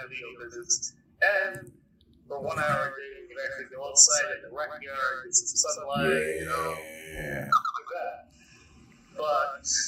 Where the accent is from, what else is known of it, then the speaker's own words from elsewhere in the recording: Canada; moved away; I was born in Canada, and I have family back in Toronto